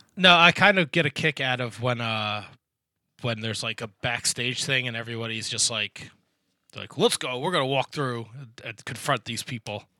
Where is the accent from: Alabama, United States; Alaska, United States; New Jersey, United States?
New Jersey, United States; I'm from the Northeast. I'm from Jersey